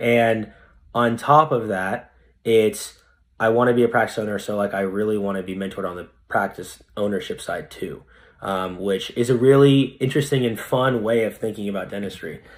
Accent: Fresno, California, United States; also born or lived in San Francisco; in Fresno, where I, where I live now, th, I'm back in my hometown

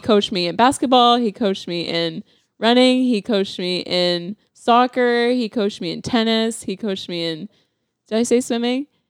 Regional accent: Calgary, Alberta, Canada; also born or lived in Saskatchewan; I grew up in Calgary, so winter was, like, a whole thing

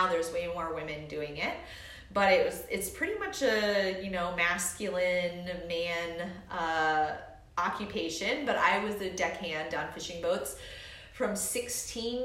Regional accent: Homer, Alaska, United States; moved away; I grew up in Homer, Alaska

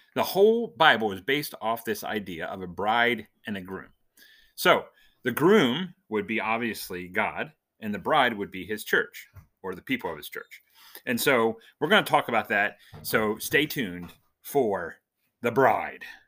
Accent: Dover, Delaware, United States; I was born in Delaware, Dover, Delaware, to be specific

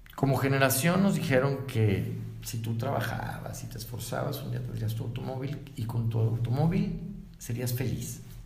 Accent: Guadalajara, Jalisco, Mexico; Los de Guadalajara no somos iguales los de la calzada para allá, de los de calzada para acá

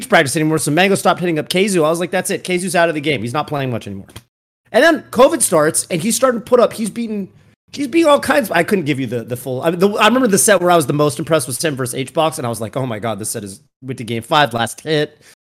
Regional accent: Northern California, United States; I'm from NorCal, right?

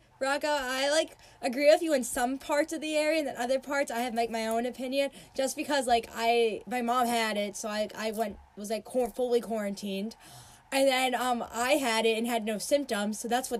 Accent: Long Island, New York, United States; I lived in Long Island my whole life

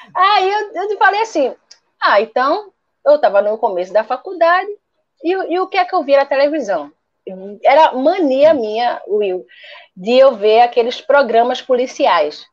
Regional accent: Recife, Pernambuco, Brazil; eu sou de Recife

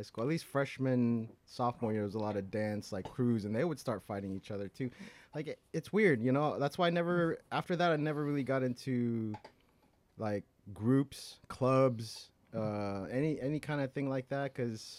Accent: Glendale, California, United States; When I was young, I went to John Muir Elementary School, in Glendale.

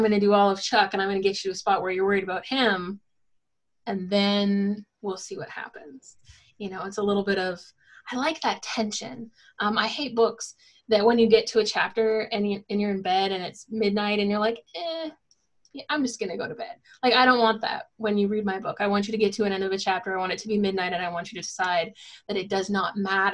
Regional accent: Northern Ontario, Canada; moved away as an adult; also born or lived in Michigan; now in North Carolina, United States; I grew up in Northern Ontario, and I moved to Southern Ontario for my undergrad.

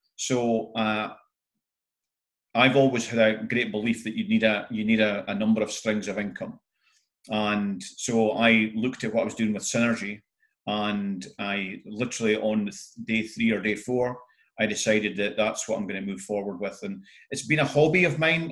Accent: north-east Scotland, United Kingdom; being typical Scottish northeast

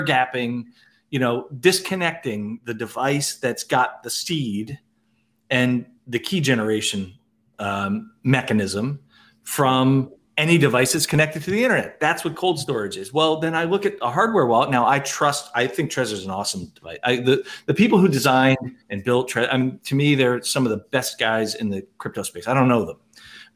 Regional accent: United States; I'm American

